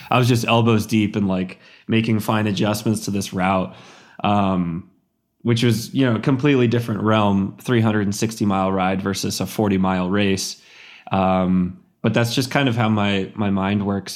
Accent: Central Texas, United States; moved away; growing up in Central Texas

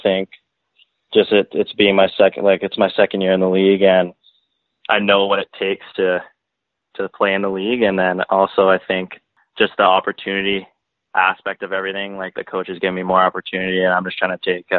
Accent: Langley, British Columbia, Canada; I'm from Langley, BC.

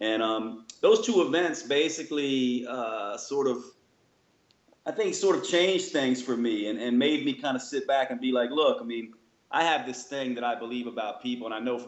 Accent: Long Island, New York, United States; born there; now in North Carolina, United States; So I was born in New York and raised by parents that were basically raised in Manhattan. Then I moved to the South, North Carolina.

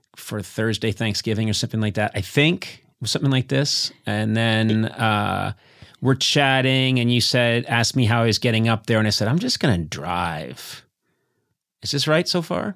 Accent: Brookline, Massachusetts, United States; moved away; we're both from Massachusetts. I'm from Brookline, Mass

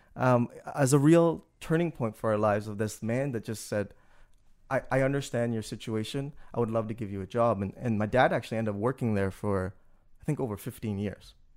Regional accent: Toronto, Ontario, Canada; moved away as an adult; also born or lived in Malaysia; now in New Orleans, United States; being Canadian kid, really, um, with this Vietnamese background that I didn't really know too much about and that eventually I, I discovered growing up

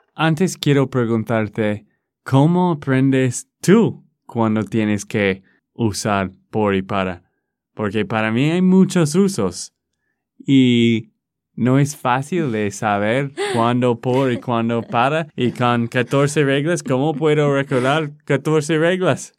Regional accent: Texas, United States; de Texas, Estados Unidos.

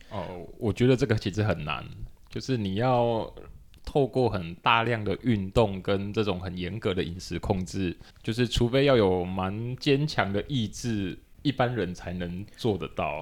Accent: Tainan, Taiwan; now in Taipei, Taiwan; 小时候在台南喝饮料也都是全糖

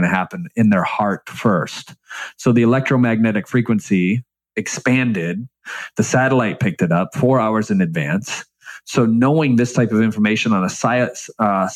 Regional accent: Michigan, United States; growing up in Michigan and you know, the bottom, very, very, very bottom of the middle class

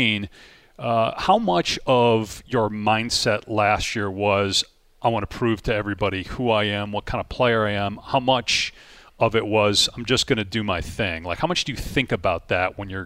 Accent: Madison, Wisconsin, United States; I'm from Madison, so I've known Paul, Chris forever

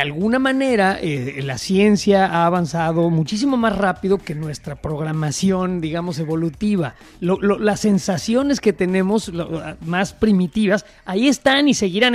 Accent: Mexico

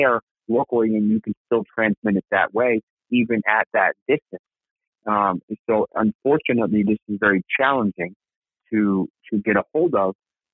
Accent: Massachusetts, United States; moved away; I'm from Massachusetts. My parents live in Massachusetts

